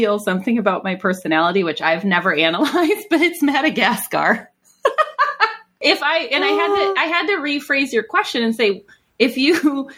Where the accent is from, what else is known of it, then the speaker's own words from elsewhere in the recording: Minnesota, United States; now in Phoenix, United States; I'm originally from Minnesota, so I remember all sorts of blizzardy